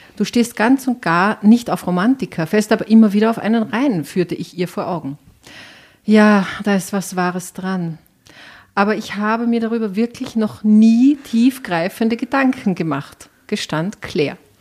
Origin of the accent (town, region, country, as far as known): Enns Valley near Schladming, Upper Styria, Austria